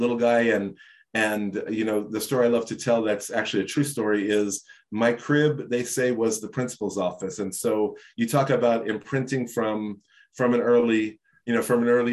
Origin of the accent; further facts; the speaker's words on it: New York City, New York, United States; I grew up in Brooklyn, right? I grew up in a housing project my first 7 years.